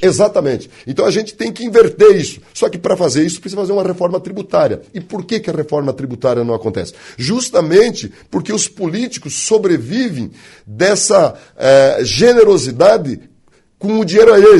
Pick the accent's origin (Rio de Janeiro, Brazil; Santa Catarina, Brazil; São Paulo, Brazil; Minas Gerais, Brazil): Santa Catarina, Brazil; West of; moved away as an adult; also born or lived in Florianópolis, Brazil; now in Blumenau, Brazil; nascido e criado no Oeste, formado no Leste e trabalho no Norte